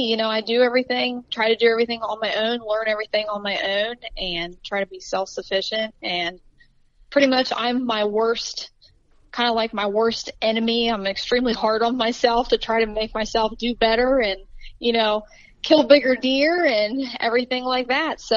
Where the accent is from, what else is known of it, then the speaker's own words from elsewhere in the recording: Ohio, United States; obviously. Um, I am from Southeast Ohio, so that's mainly um, where I hunt.